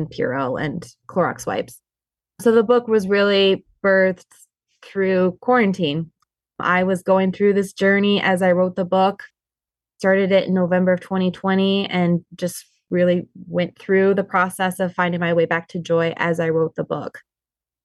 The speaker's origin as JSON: {"language": "English", "region": "Montana", "country": "United States", "moved": "yes", "lives_now": "Michigan, United States", "said": "we live here in Michigan. I'm originally actually from Montana."}